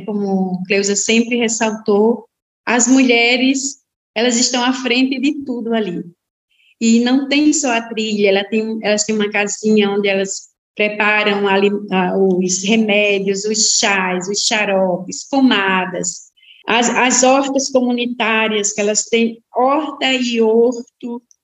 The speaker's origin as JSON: {"language": "Portuguese", "region": "Rio Grande do Norte", "country": "Brazil", "tie": "born or raised there", "moved": "yes", "lives_now": "Santa Catarina, Brazil", "said": "sou natural do Rio Grande do Norte, né? Estou aqui em Santa Catarina em missão"}